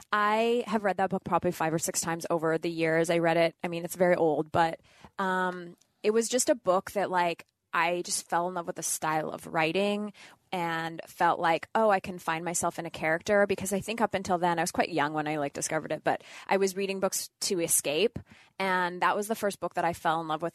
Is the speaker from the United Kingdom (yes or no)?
no; Northern Canada, Canada; moved away; I grew up in Northern Canada